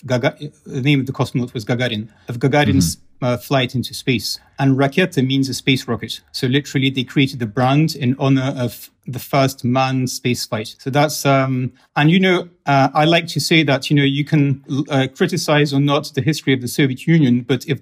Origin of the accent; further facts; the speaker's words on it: England, United Kingdom; now in Russia; I was raised in England.